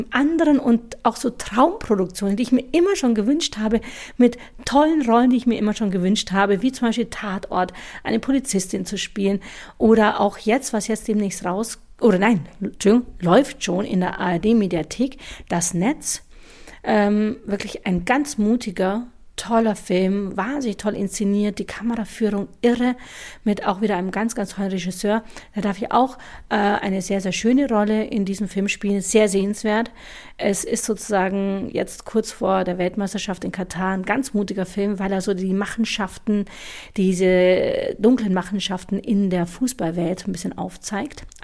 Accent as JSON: {"language": "German", "region": "Bavaria", "country": "Germany", "tie": "born or raised there", "also_born_or_lived": "India", "said": "Ich wurde adoptiert von deutschen Eltern in eine deutsche, bayerische Welt, in der um mich herum alles weiß war. Alle Menschen waren weiß, alle Menschen waren deutsch, alle waren bayerisch."}